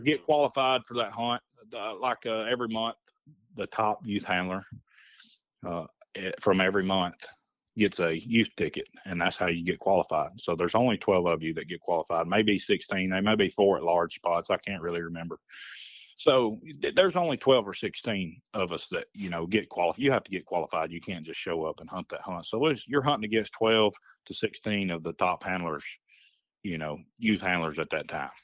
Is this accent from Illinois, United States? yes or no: no; Hamilton, Alabama, United States; I grew up here in Hamilton